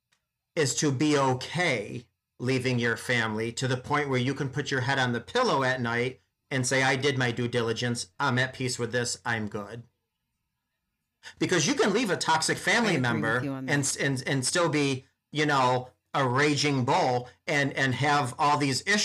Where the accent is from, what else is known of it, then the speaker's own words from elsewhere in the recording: upstate New York, United States; I'm from Cow Tipping Town, way upstate New York